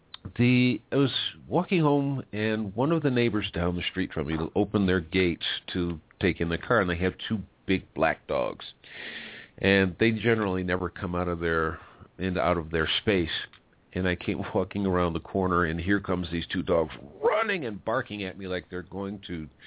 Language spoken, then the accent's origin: English; United States; now in Mexico; now I'm an American, lives in Mexico